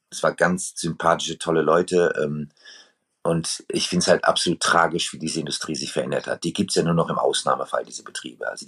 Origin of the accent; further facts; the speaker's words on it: Frankfurt, Hesse, Germany; also born or lived in Pittsburgh, United States; Ich bin in Frankfurt und Pittsburgh aufgewachsen.